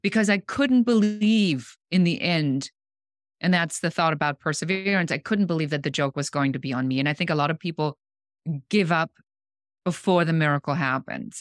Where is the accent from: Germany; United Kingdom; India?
Germany; moved away; I'm original from Germany